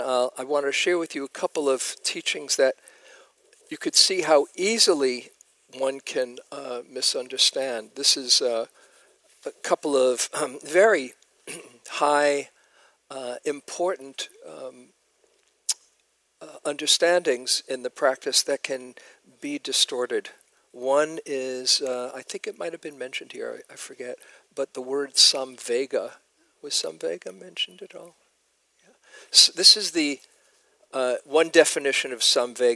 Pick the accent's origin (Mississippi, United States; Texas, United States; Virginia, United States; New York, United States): New York, United States; moved away; I was from New York